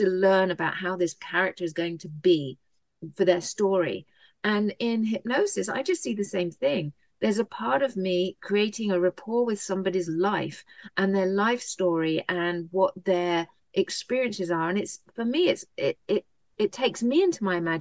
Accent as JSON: {"language": "English", "country": "United Kingdom", "moved": "yes", "lives_now": "United States", "said": "I am a Brit."}